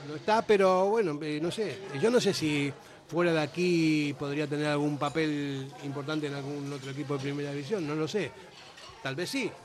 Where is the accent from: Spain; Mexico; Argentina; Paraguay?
Argentina; moved away; soy argentino y más o menos sé cómo se piensa